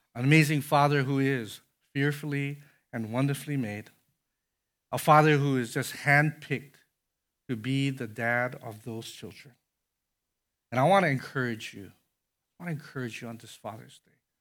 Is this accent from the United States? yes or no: yes; Conway, Illinois, United States; I had a neighbor growing up in Conway, Illinois